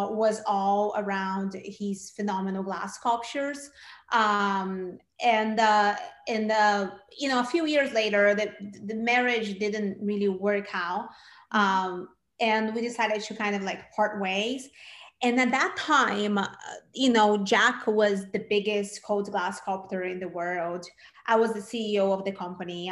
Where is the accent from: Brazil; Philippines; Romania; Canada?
Brazil; moved away as an adult; now in United States; I'm originally from Brazil. And when I first came to the States, I came to go to film school